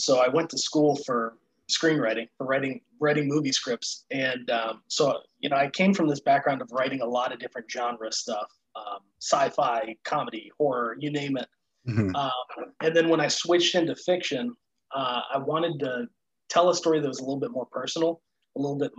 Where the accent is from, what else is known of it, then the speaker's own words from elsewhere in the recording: Chicago, Illinois, United States; I'm from Chicago area.